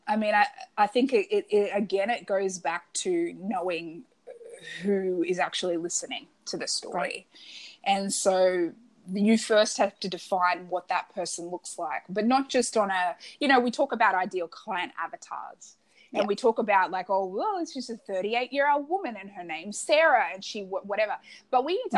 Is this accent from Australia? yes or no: yes; Australia; I'm Australian